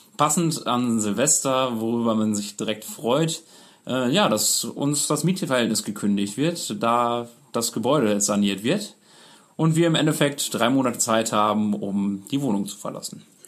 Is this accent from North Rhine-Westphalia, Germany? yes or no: yes; Münster area, North Rhine-Westphalia, Germany; wir sind beide aus Münster, ursprünglich aus dem Umkreis von Münster